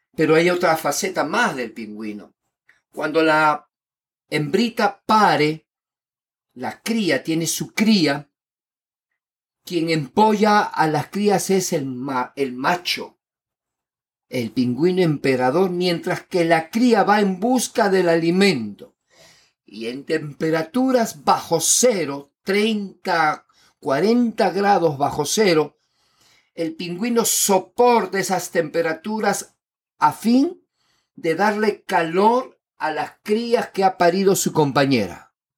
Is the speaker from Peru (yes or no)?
yes; Lima, Peru; yo nací en Lima, Perú, y he vivido